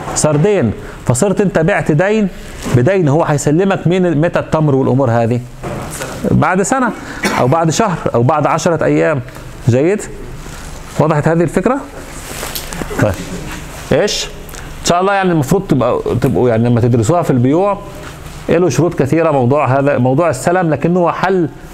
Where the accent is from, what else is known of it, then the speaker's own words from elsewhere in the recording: Egypt; moved away; عندنا في مصر